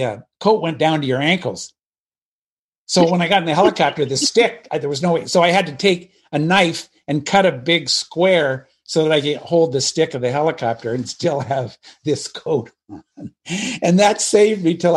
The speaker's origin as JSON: {"language": "English", "region": "Pacific Northwest", "country": "United States", "tie": "born or raised there", "also_born_or_lived": "Alabama", "moved": "yes", "said": "I grew up in the Pacific Northwest"}